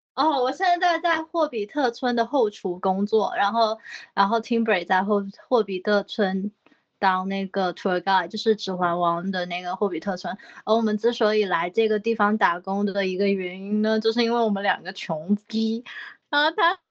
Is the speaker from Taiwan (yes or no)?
no; China; moved away as an adult; now in New Zealand; jasmine rice 就是我们中国人最爱吃的泰国香米